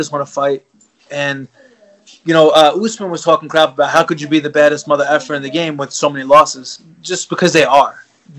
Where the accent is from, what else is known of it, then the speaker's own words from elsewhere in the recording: New York, United States; And granted, it's in my hometown. It's in New York.